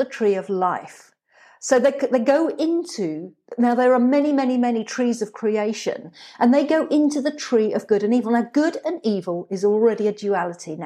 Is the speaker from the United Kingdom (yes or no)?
yes; England, United Kingdom; I grew up in England